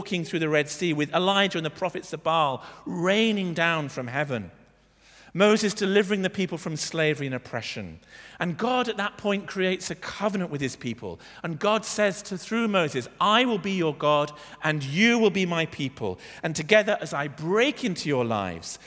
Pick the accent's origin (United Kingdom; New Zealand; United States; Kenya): United Kingdom; now in Bath, United Kingdom; we're British.